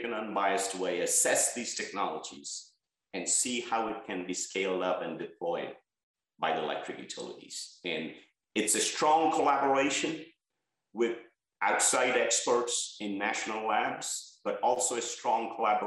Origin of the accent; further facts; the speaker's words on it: Bangladesh; moved away as an adult; now in United States; where I was born in Bangladesh